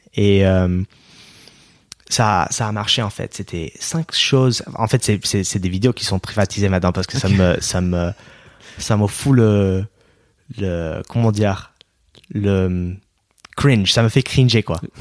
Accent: Oregon, United States; French is a second language; moved away as an adult; now in France; Moi, je viens de l'État d'Oregon, hmm. ok, juste au nord de la Californie, dans la côte ouest.

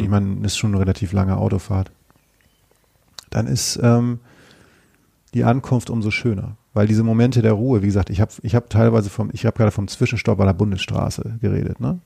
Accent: Northern Germany, Germany; now in Cologne, Germany; ich aus Norddeutschland stamme

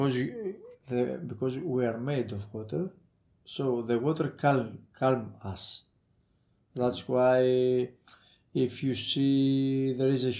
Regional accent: Athens, Attica, Greece; moved away as an adult; I grew up in Athens. I went to school there, my family. I studied in Athens

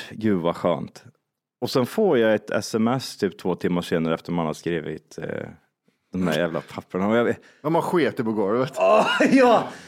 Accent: Zimbabwe; jag är från Zimbabwe och min kompis är från eh, Kirgizistan.

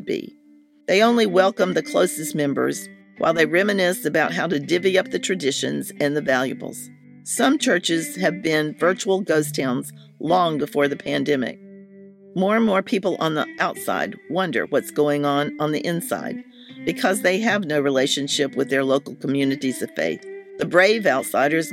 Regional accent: Hillsborough, North Carolina, United States; The next town was Hillsborough, which is the name of my hometown

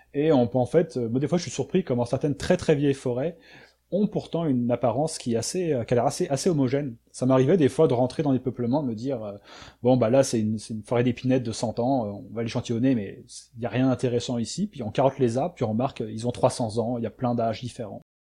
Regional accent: France; moved away as an adult; now in Quebec, Canada; je suis, je suis français

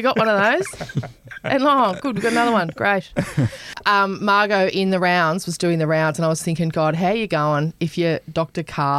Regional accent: Queensland, Australia; I grew up in Queensland as well.

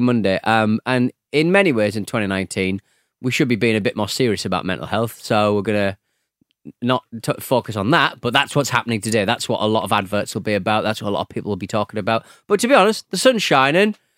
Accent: United Kingdom; a British polite gentleman

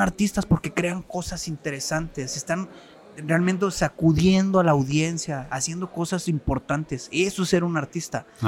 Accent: Tonalá, Jalisco, Mexico; also born or lived in Mexico City; now in Zapotlanejo, Mexico; yo soy nacido del Distrito Federal antes, ahorita Ciudad de México, pero a los 6 años nos vinimos a Guadalajara. Entonces, yo de los 6 años yo vivía en Tonalá

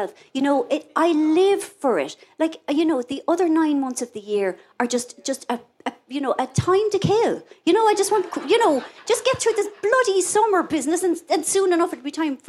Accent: Ireland; I am Irish. Now, I love being Irish

